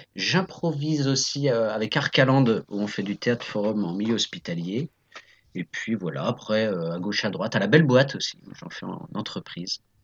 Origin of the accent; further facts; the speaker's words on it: Nantes, Pays de la Loire, France; also born or lived in Saint-Mars-du-Désert; je suis né à Nantes, j'ai vécu à Saint-Marc-du-Désert, euh, voilà, qui est une petite commune à côté de Nantes